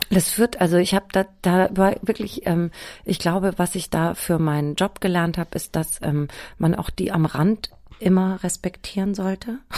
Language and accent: German; Germany; ich bin ja im Spessart aufgewachsen, ne, auf so einem Dorf.